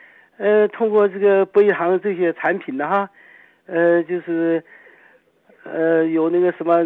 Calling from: Dandong, Liaoning, China; 呃，我是丹东的听众。

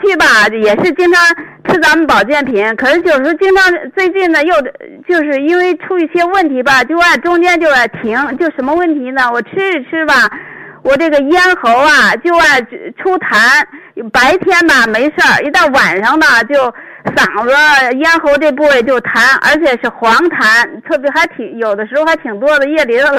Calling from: Beijing, China; 你好，徐老师，你好，我是北京的听众。

